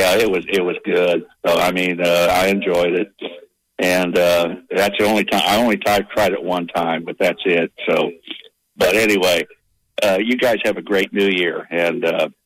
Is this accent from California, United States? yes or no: yes; California, United States; moved away; When I was growing up in California, as a kid